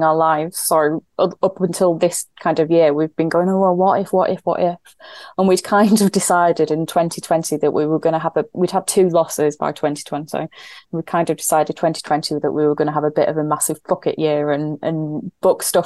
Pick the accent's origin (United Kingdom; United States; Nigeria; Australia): United Kingdom; Yorkshire and the Humber; I'm a Yorkshire woman